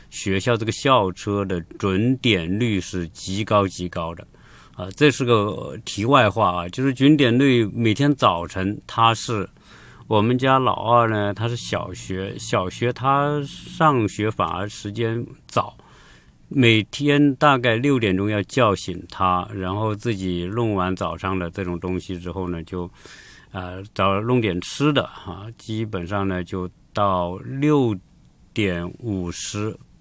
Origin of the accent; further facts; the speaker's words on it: China; 我们中国人